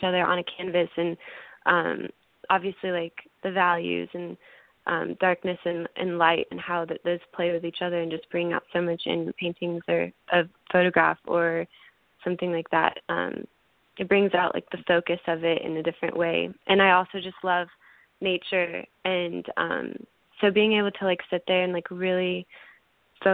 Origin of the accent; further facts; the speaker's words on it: Kansas City, Kansas, United States; moved away as an adult; now in Nashville, United States; I grew up in Kansas City, Kansas